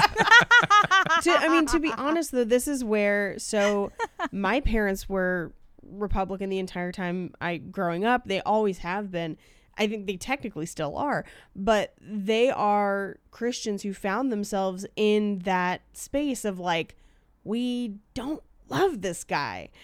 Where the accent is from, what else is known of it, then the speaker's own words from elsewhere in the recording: California, United States; I grew up in California